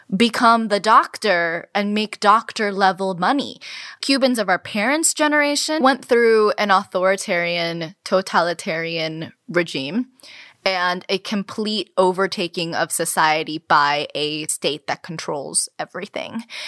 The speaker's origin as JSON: {"language": "English", "town": "Miami", "region": "Florida", "country": "United States", "tie": "born or raised there", "also_born_or_lived": "Cuba", "said": "Carmen and I were both born in Cuba and raised in the United States, in Miami specifically"}